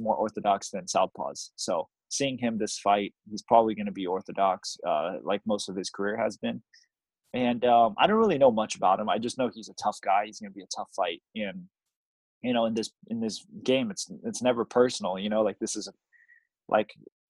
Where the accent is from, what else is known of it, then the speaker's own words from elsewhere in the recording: Taiwan; Taiwan had a lot more pressure for me because it's in my hometown